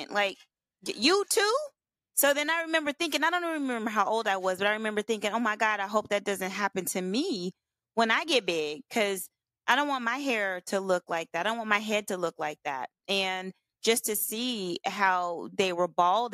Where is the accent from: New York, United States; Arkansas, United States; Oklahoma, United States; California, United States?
Oklahoma, United States; I'm from Oklahoma originally